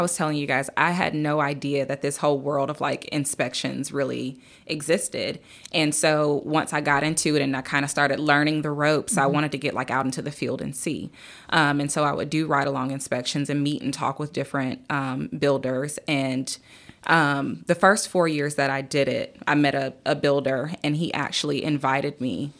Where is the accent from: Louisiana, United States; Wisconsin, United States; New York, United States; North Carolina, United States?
North Carolina, United States; Durham; Yeah. So I am from Durham.